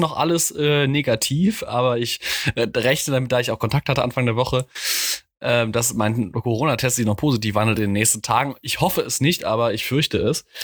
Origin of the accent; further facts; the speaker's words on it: Mainz, Rhineland-Palatinate, Germany; ich als Mainzer